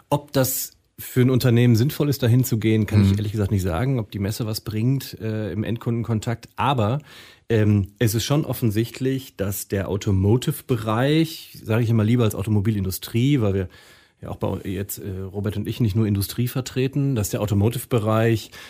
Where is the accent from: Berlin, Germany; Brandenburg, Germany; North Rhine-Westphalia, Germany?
North Rhine-Westphalia, Germany; Münster; moved away; also born or lived in Frankfurt am Main; also ich bin Münsteraner.